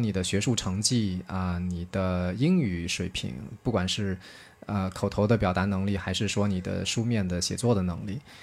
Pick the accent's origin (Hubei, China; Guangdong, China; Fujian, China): Guangdong, China; 我自己是一个农村长大的孩子， 呃，大家一般都认为好像生活在广东，那肯定都是这个，都觉得广东是个富庶之地嘛，对吧？ 都觉得是肯定生活水平是不差的。 呃，但是特别不巧，嗯，我自己所在的那个县是整个广东省的十六个贫困县里面的倒数第二名。 然后，呃，我所在的那个镇，或者是这个镇子里的村子，又是这个县里面其中最贫穷的之一